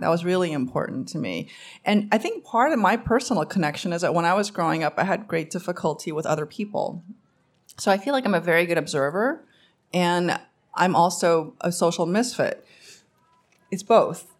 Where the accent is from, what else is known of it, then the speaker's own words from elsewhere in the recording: New York, United States; English is a second language; also born or lived in Korea; I grew up in Queens, New York